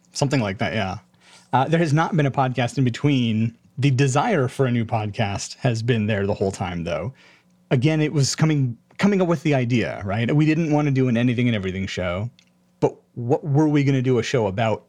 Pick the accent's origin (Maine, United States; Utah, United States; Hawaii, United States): Hawaii, United States; Honolulu; moved away as an adult; now in Spokane, United States; I was born in Honolulu, Hawaii, and spent eighteen years growing up there